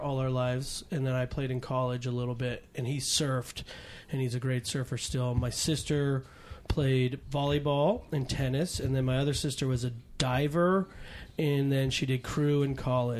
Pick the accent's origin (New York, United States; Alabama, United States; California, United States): California, United States; Mill Valley; also born or lived in Chicago, Illinois; now in Venice, United States; I'm from Northern California by way of Chicago. I was born in Chicago.